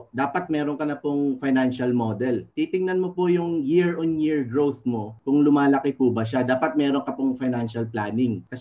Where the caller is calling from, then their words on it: Sharjah, United Arab Emirates; Ah, dito po sa UAE, sa Sharjah po ako.